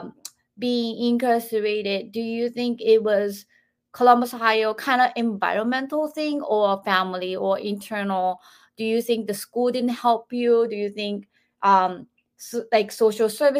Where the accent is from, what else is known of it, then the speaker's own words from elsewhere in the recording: Japan; moved away as an adult; now in United States; I'm 47 years old, I'm from Japan